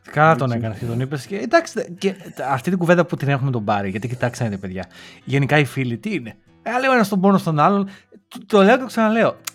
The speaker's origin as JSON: {"language": "Greek", "town": "Lamia", "region": "Central Greece", "country": "Greece", "said": "σαν λαμιώτη, γιατί είμαι από τη Λαμία"}